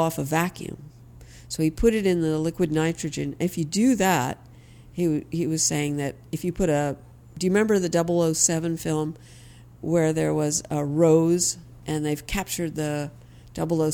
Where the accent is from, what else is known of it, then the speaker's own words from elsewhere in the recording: New York City, New York, United States; Here in Manhattan. So I grew up on East 88th in York and First